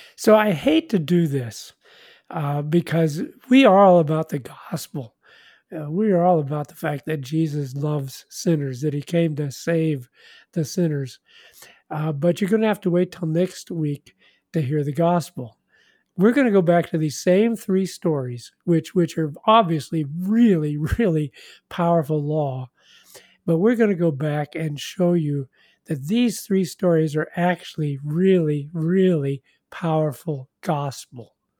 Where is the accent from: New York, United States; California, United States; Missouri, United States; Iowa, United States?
Missouri, United States; Kansas City; I'm from Kansas City, Missouri